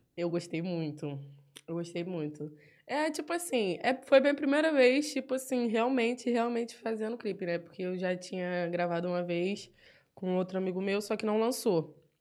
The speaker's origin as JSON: {"language": "Portuguese", "region": "Rio de Janeiro", "country": "Brazil", "accent": "carioca", "said": "a linguagem carioca, né? Eu escrevo tudo do meu jeito de falar"}